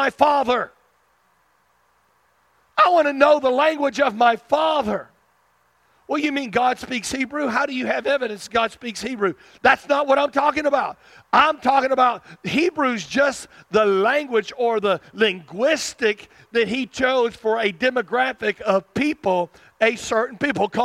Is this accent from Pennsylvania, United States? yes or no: no; South Arkansas, United States; I can't hide my roots. I'm from South Arkansas